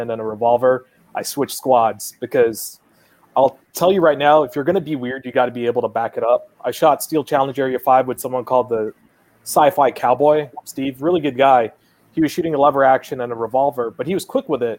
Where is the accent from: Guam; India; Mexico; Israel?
Guam; moved away as an adult; I was born and raised on Guam